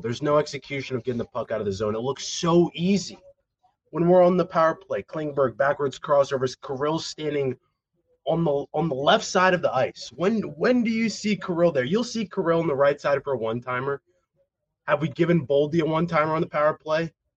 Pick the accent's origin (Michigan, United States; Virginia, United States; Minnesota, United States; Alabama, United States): Minnesota, United States; St. Paul; I was born in St. Paul